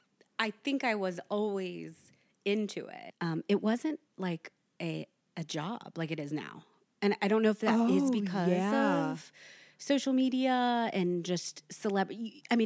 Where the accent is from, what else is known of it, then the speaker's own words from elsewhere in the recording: Wilmington, United States; So small town.